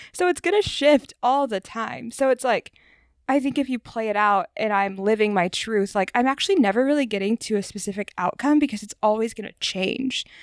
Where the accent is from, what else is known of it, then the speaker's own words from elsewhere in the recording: the South, United States; growing up in the South